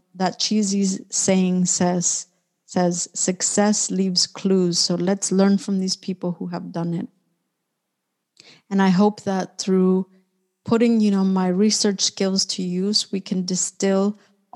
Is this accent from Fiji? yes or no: no; Orange County, California, United States; moved away as an adult; also born or lived in Mexico City, Mexico / San Francisco Bay Area, United States; now in Barcelona, Spain; I was born in Mexico City, and I grew up in Orange County, which is a city or an area about 1 hour south of Los Angeles.